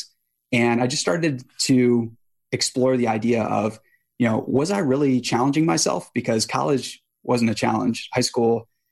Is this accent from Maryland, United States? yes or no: yes; Boonsboro, Maryland, United States; I grew up in a small town in Western Maryland called Boonesboro